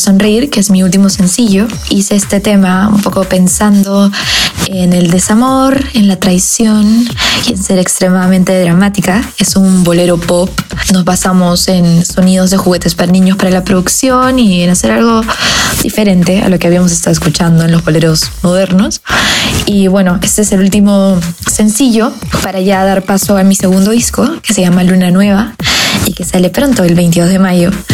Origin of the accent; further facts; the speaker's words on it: Peru; soy cantautora peruana